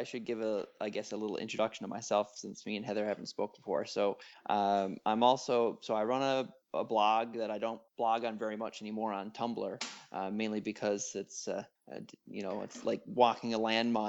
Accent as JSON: {"language": "English", "country": "Canada", "said": "being polite Canadian type"}